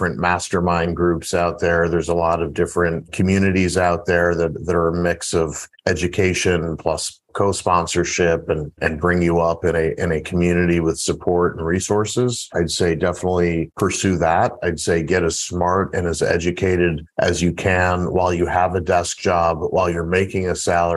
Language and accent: English; St. Louis, Missouri, United States; I grew up in St. Louis, Missouri